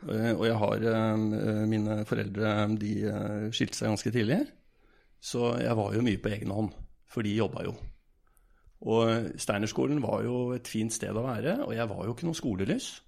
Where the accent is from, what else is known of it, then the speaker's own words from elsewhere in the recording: Bergen, Vestland, Norway; moved away as an adult; now in Berlin, Germany; Eh, reiste til Berlin. Og hadde kone og en, en sønn hjemme i Bergen. Og grunnen til at jeg dro, var jo at det var ingenting å gjøre hjemme i Norge.